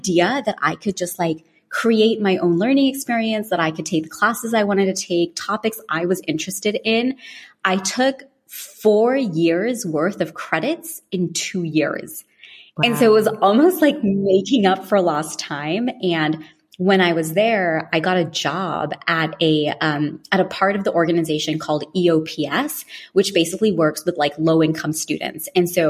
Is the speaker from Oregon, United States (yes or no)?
no; California, United States; also born or lived in London, United Kingdom; I was born in London and we moved to California when I was 10.